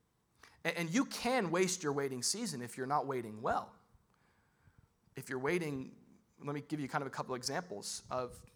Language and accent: English; United States; I'm an American